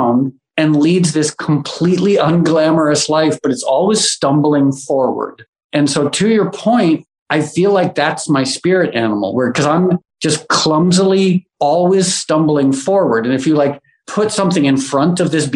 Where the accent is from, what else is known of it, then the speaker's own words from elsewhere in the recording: Connecticut, United States; Where I grew up in Connecticut